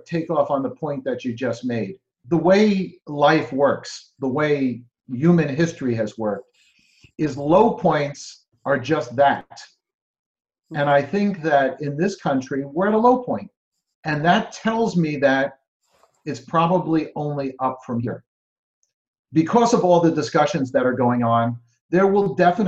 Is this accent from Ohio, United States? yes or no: no; New Jersey, United States; I'm from New Jersey